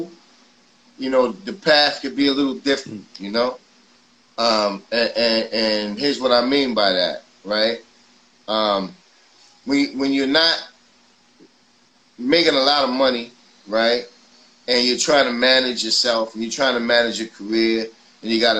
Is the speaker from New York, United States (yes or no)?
yes; New York City, New York, United States; I grew up in Forest Projects